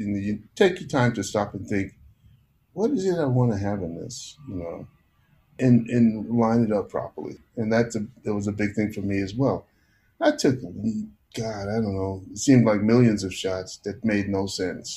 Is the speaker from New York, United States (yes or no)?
yes; New York City, New York, United States; also born or lived in Panama; I was a city kid, you know, from the time I came from Panama, got to New York.